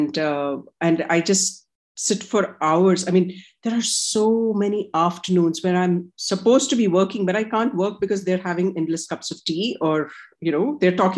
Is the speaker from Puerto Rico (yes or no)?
no; India; I'm Indian